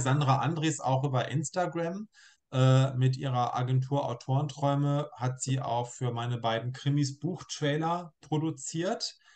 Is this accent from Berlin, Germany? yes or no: no; Braunschweig, Lower Saxony, Germany; moved away as an adult; also born or lived in Hildesheim; now in Hannover, Germany; ich gebürtiger Braunschweiger bin, der aber in Hannover lebt und arbeitet